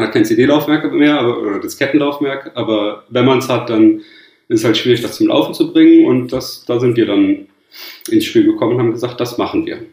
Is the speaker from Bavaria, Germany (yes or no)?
no; Cologne, North Rhine-Westphalia, Germany; ich bin ja Kölner